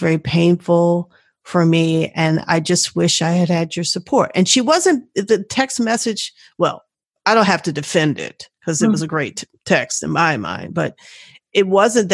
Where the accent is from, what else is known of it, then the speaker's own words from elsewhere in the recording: Washington, District of Columbia, United States; moved away as an adult; also born or lived in Portland, Oregon; we grew up in Washington, D.C.